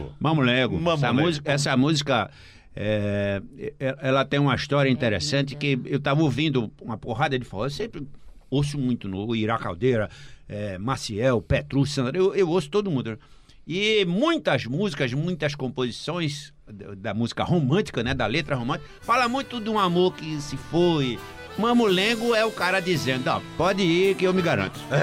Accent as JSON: {"language": "Portuguese", "town": "Recife", "region": "Pernambuco", "country": "Brazil", "tie": "born or raised there", "said": "Eu nasci na Conde da Boa Vista, no Recife. assim, ninguém é mais recifense do que eu."}